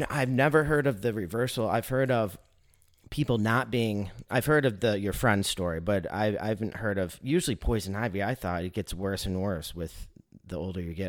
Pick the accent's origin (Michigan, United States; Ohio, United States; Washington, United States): Michigan, United States; now in Chattanooga, United States; I grew up in Michigan